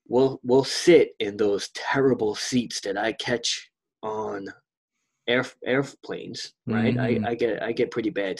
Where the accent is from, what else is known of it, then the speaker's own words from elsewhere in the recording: New York City, New York, United States; that's my home, New York City. That's the fucking home. That's where it started.